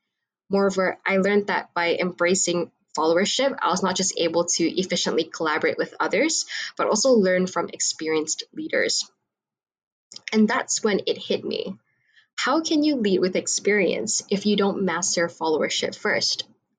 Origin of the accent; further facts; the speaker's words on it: Malaysia; I'm from Malaysia and I'm currently a strategic marketing student here at Monash University.